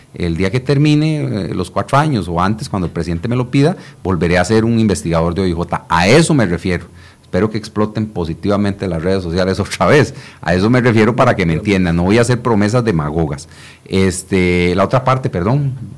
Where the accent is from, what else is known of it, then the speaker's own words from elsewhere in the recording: Costa Rica; nosotros tres somos costarricenses